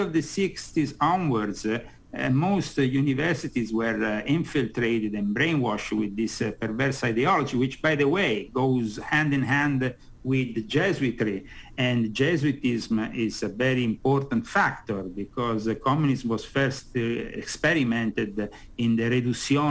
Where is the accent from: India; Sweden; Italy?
Italy; Rome, Lazio; moved away as an adult; now in United States; I've been born and brought up in the Catholic world in Rome.